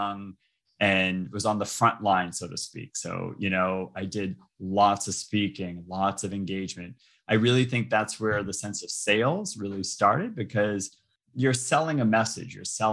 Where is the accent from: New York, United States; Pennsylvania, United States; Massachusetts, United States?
Massachusetts, United States; Boston; I'm originally from Boston. I was born and raised in Boston